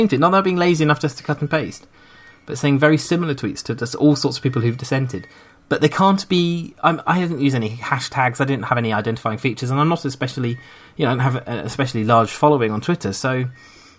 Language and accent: English; United Kingdom; I'm British